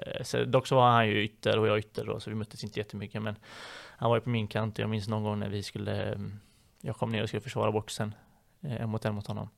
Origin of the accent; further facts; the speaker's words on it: Partille, Västra Götaland, Sweden; moved away as an adult; also born or lived in Gothenburg; now in Borås, Sweden; där jag kommer ifrån i Partille då så var vi ett gäng ungdomar som var ute varje kväll